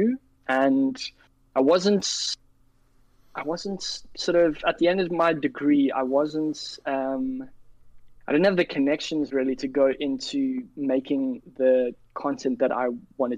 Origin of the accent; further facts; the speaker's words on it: Cape Town, Western Cape, South Africa; also born or lived in London; I work remotely from Cape Town, South Africa. That's where I was born and raised. Sorry, I wasn't born here. I was born in London, but I was raised here.